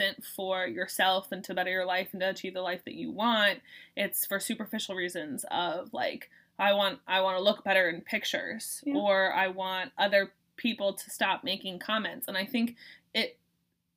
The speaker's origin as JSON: {"language": "English", "town": "Boston", "region": "Massachusetts", "country": "United States", "said": "I'm from Boston"}